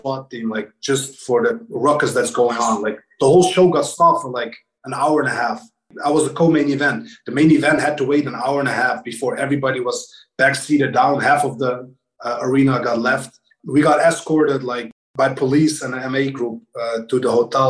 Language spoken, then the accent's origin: English; Kosovo; moved away; I'm from Kosovo, and we were in a war, like in 1994 to 1998